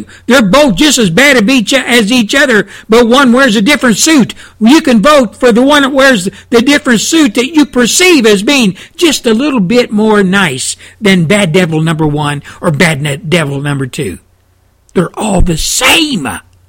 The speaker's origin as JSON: {"language": "English", "country": "United States"}